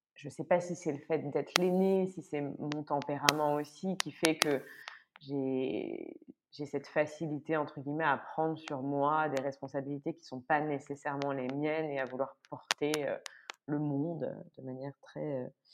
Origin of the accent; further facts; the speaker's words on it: France; moved away as an adult; now in Brussels, Belgium; je suis française, mais je vis à Bruxelles depuis euh, 9 ans maintenant